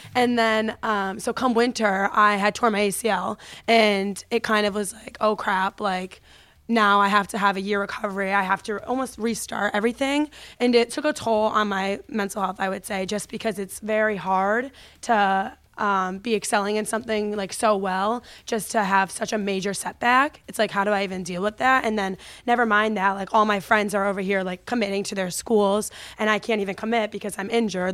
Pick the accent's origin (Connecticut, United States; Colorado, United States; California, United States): Connecticut, United States; I'm from Connecticut, so the first club that I ever played for was F S A, which is Farmington Sports Arena